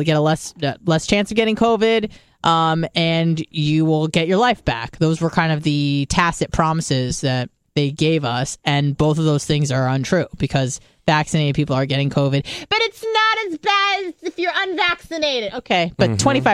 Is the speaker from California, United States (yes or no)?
yes; San Diego, California, United States; moved away; I'm from San Diego